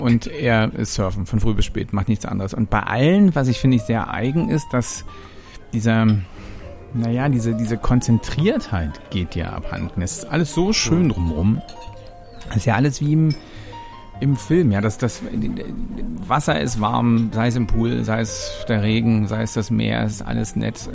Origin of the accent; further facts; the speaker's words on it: Germany; also born or lived in Hamburg; als Deutscher